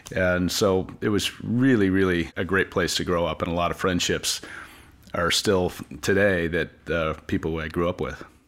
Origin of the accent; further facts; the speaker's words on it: Palos Verdes, California, United States; I born and raised in Palos Verdes, K through 12 in Palos Verdes